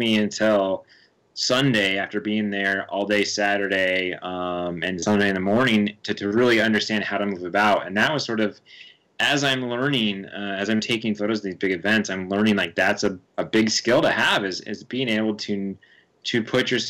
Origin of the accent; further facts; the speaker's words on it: New Orleans, Louisiana, United States; I was from New Orleans